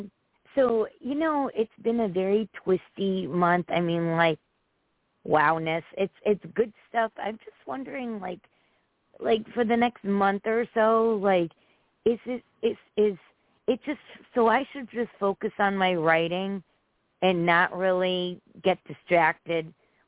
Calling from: Connecticut, United States

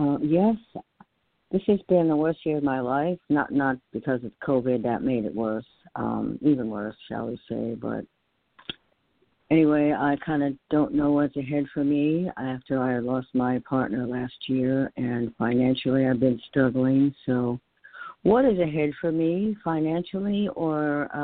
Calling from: New York, United States; in New York.

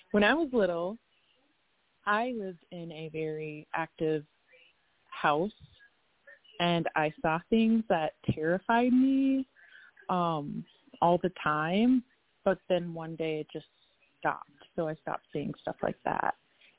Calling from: Minnesota, United States; Yeah, so I'm calling from Minnesota

